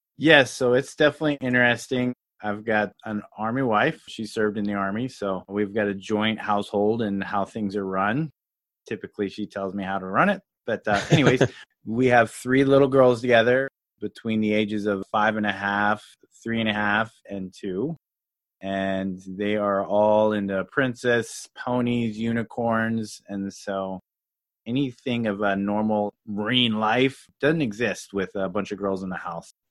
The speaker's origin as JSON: {"language": "English", "region": "Louisiana", "country": "United States", "tie": "born or raised there", "also_born_or_lived": "Colorado", "said": "I was actually born in Colorado and grew up in Louisiana"}